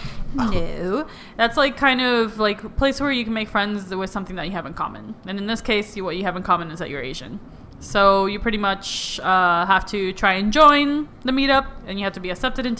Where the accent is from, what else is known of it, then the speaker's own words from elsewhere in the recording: Puerto Rico; now in Miami, United States; I was raised in Puerto Rico, hence why I am more... People identify me more with the Latina, especially here in Miami.